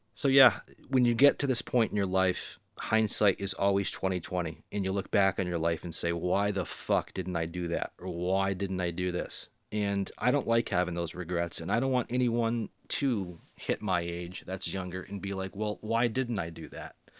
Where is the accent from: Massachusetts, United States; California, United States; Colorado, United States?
Massachusetts, United States; Boston; I'm from the Boston area